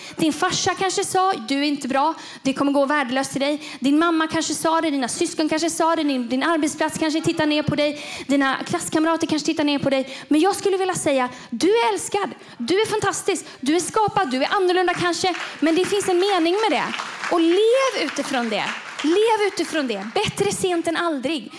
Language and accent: Swedish; Gothenburg, Västra Götaland, Sweden; moved away; Göteborg. Det är där jag kommer ifrån.